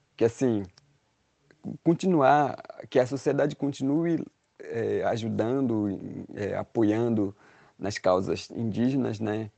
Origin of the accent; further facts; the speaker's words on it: Brazil; somos brasileiros e fazemos parte desse, desse país